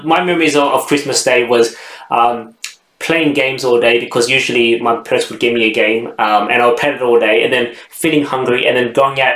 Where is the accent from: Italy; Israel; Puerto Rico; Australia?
Australia; Sydney, New South Wales; I grew up in Western Sydney